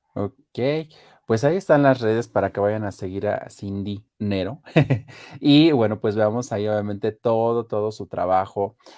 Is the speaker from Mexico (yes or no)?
yes; Mexico; somos de aquí de México